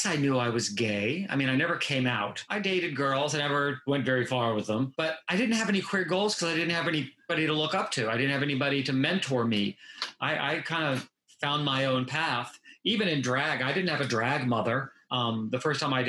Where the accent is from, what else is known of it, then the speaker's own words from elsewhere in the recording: Norfolk, Virginia, United States; moved away as an adult; also born or lived in Las Vegas, Nevada; now in Key West, United States; I'm from Norfolk, Virginia